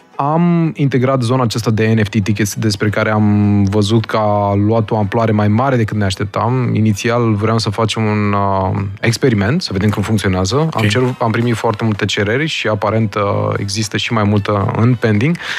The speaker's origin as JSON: {"language": "Romanian", "country": "Romania", "moved": "as an adult", "lives_now": "Austin, United States", "said": "suntem noi români"}